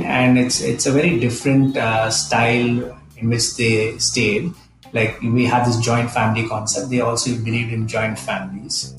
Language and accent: English; India; we're not from Pakistan. We're, we're Indians.